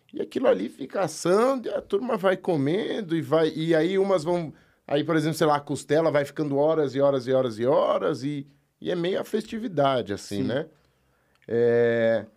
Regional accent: São Paulo, Brazil; Eu nasci aqui em São Paulo, mas a, bom, a família é da fronteira, tem uma outra parte da família que é de São Paulo.

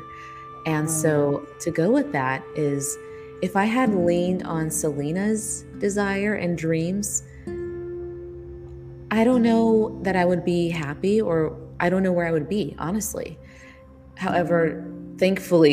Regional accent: California, United States; I'm from California

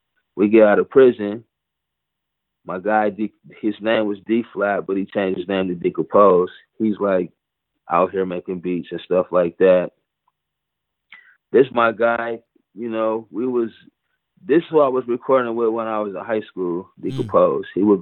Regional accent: Pontiac, Michigan, United States; moved away as an adult; now in Egypt; I'm from Pontiac

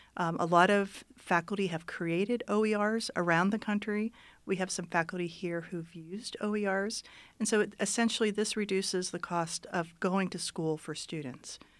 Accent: Youngstown, Ohio, United States; moved away as an adult; also born or lived in Florida; now in Reno, United States; I grew up in Ohio, I grew up in a, in Youngstown

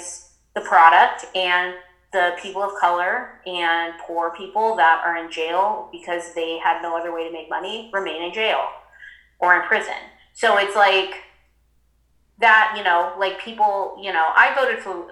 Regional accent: Humboldt County, California, United States; now in Joshua Tree, United States; I'm from the Emerald Triangle. That's where I grew up

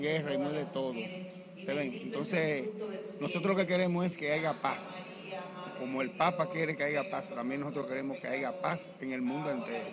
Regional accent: Dominican Republic; esos productos puedan llegar a nosotros como pueblo dominicano

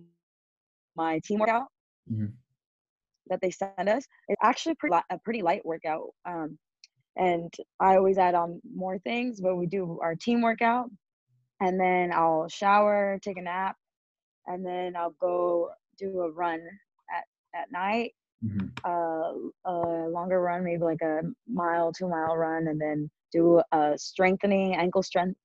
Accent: San Antonio, Texas, United States; moved away as an adult; also born or lived in Houston, Texas; now in Mexico City, Mexico; my hometown, San Antonio, or well, it's not really my hometown, but I grew up there

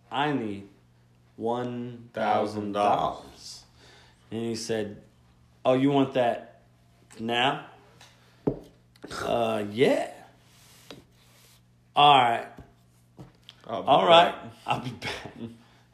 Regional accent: Gulfport, Mississippi, United States; moved away; I'm from Mississippi, the dirty, dirty

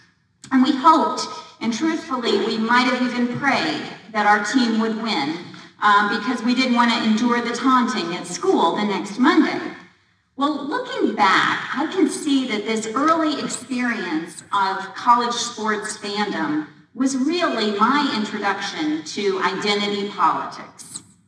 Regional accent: Austin, Texas, United States; now in Washington, D.C., United States; Growing up in Austin, that's the only professional sports team we have to root for.

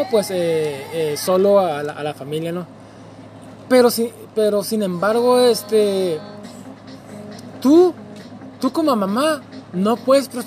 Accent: Mexico; única oportunidad de demostrar que somos mexicanos, pues es demostrando comiendo tostadas y sopes

